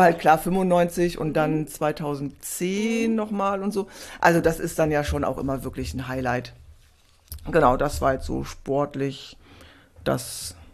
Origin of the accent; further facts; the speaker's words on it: Essen, North Rhine-Westphalia, Germany; also born or lived in Freiburg / Heidelberg / Bad Oldesloe; now in Hamburg, Germany; also ganz ursprünglich aus Essen.